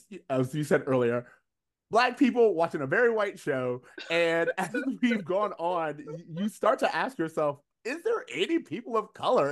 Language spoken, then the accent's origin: English; Florida, United States; now in Los Angeles, United States; we grew up in Florida, so we are not new to country music.